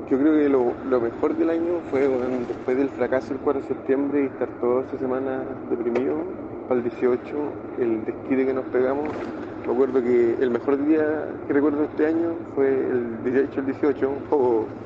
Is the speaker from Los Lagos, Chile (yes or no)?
no; Valparaíso, Chile; yo soy de Valpo